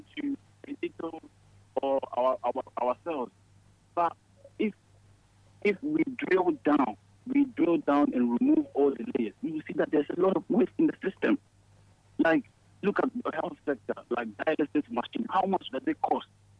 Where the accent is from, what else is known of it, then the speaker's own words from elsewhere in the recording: Ghana; now in United Kingdom; as Ghanaian citizens